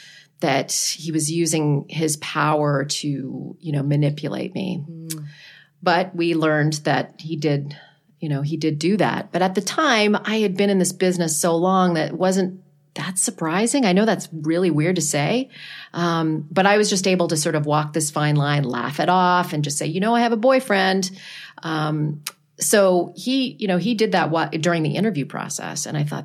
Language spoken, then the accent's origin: English; Mississippi, United States; You're blocking my hometown in Mississippi.